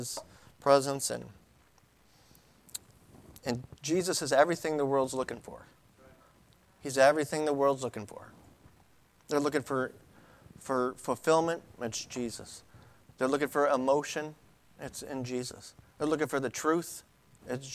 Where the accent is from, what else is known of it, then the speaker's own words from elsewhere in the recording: Buffalo, New York, United States; I'm from Buffalo. We're from Buffalo